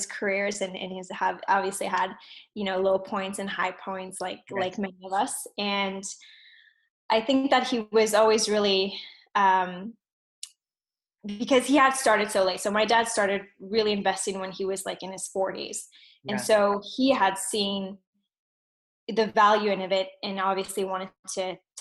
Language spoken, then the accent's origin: English; Montreal, Quebec, Canada; also born or lived in Alberta; I was actually born in Alberta and then moved here to Montreal when I was about six